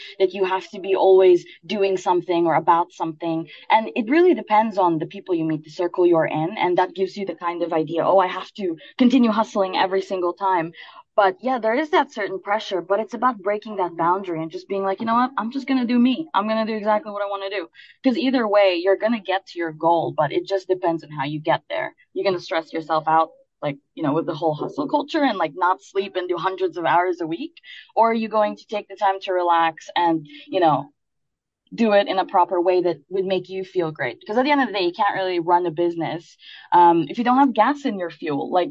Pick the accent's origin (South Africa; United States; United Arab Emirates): United Arab Emirates; Dubai; I'm from Dubai. I've been here for as long as I can remember